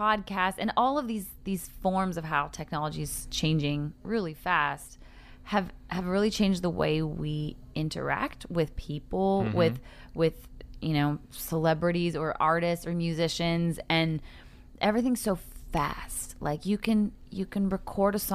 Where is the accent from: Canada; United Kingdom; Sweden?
Canada; Calgary, Alberta; moved away as an adult; also born or lived in Los Angeles; now in Nashville, United States; I'm from Canada originally. I grew up in Calgary.